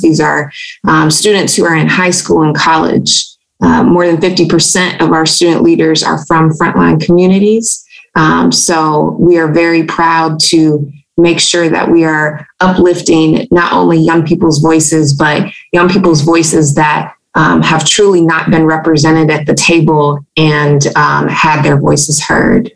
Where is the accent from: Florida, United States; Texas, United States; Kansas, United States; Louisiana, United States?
Louisiana, United States; I'm a native Louisianan. Um, I'm a fiance. I'm a mama. Um, I'm a daughter, a student, a leader, um, and a climate scientist, strategist, and advocate. Uh, growing up in Louisiana